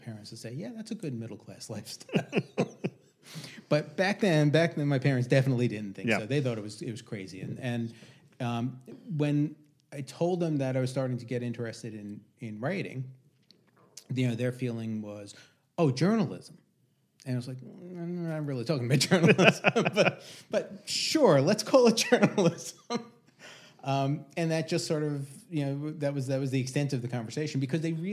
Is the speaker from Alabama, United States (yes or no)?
no; Long Island, New York, United States; I grew up on Long Island.